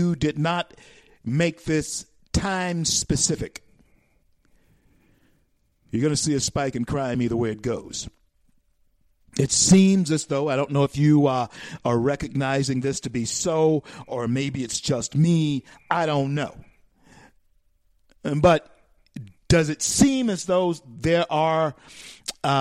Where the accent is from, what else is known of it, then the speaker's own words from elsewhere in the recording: Shreveport, Louisiana, United States; moved away; I grew up in Shreveport, Louisiana